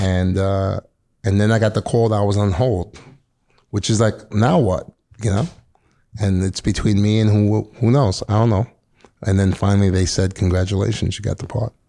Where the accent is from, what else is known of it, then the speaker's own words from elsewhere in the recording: New York City, New York, United States; I'm born and raised in Queens, New York, mm-hmm. Middle Village